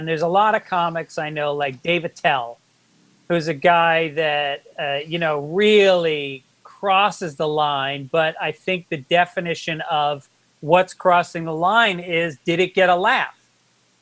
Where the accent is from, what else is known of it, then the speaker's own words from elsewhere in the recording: New York City, New York, United States; I'm Bronx Irish Catholic